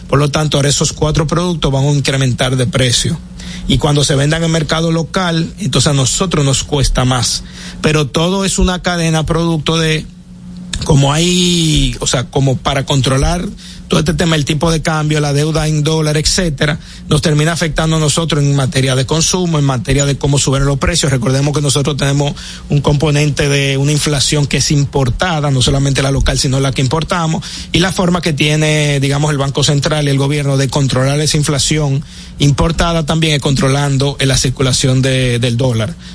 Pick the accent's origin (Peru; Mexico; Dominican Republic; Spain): Dominican Republic; quienes se van a quedar con un problema, digamos, a largo plazo somos nosotros los dominicanos.